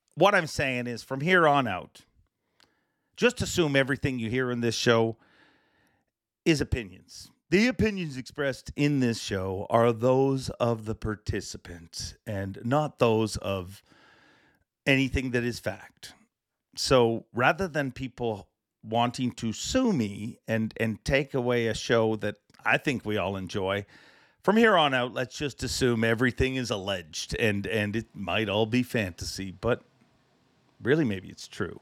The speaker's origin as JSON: {"language": "English", "country": "Canada", "said": "I am too Canadian"}